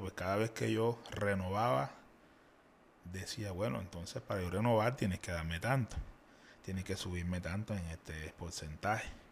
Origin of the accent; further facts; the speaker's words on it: Cartagena, Bolívar, Colombia; yo soy de aquí de Cartagena. Ya, soy de Olaya, allá en Cartagena